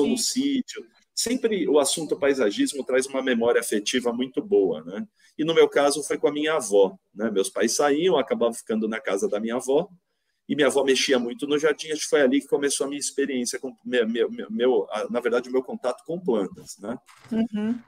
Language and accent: Portuguese; São Paulo, Brazil; moved away as an adult; also born or lived in Piracicaba; now in Vinhedo, Brazil; voltei para São Paulo, que é da onde eu sou, né? Eu sou paulistano, né? Hoje eu moro em Vinhedo, interior de São Paulo